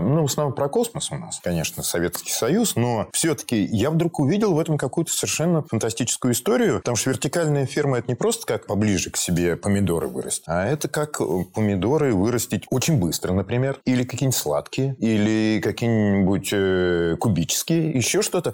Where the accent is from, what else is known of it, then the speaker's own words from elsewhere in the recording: Volgograd, Volgograd Oblast, Russia; я родом из Волгограда, и всю свою школьную, значит, сентябрь-октябрь я проводил на плантациях помидорных